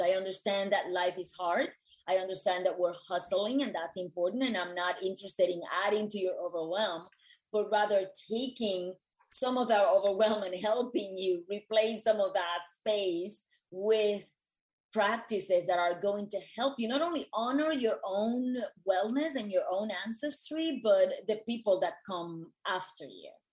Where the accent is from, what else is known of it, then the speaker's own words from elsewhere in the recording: Puerto Rico; moved away as an adult; also born or lived in New York City; I was born and raised in Puerto Rico